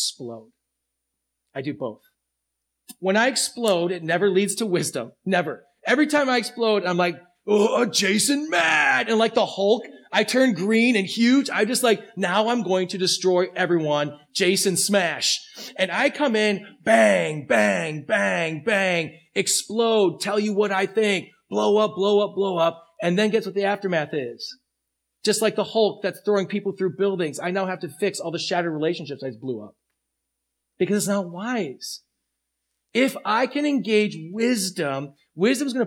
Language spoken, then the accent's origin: English; United States; as American Christians